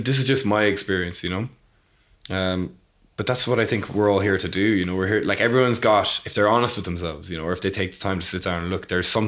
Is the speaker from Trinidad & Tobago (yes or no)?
no; Leap, Munster, Ireland; moved away as an adult; also born or lived in United Kingdom; to grow up there